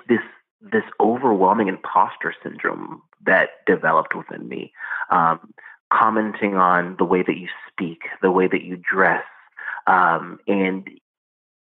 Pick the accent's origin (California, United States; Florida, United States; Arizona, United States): California, United States; Compton; moved away as an adult; also born or lived in New York / Washington, District of Columbia, United States; I was born in Compton and was raised kind of in the foster care system